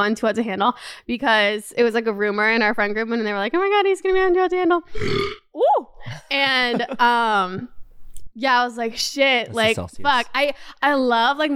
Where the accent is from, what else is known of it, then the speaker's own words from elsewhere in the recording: Canada; I'm a Canadian and I'm only allowed 6 months in the States.